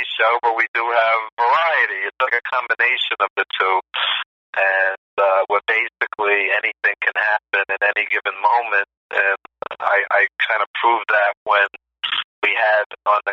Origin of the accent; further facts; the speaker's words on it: New York City, New York, United States; I grew up in East Flatbush, Brooklyn, and it was a rough neighborhood